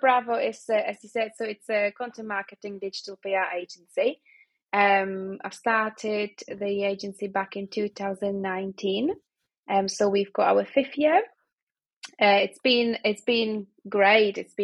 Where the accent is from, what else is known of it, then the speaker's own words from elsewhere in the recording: Prague, Czechia; now in Manchester, United Kingdom; I'm from Prague, and it's always sunny.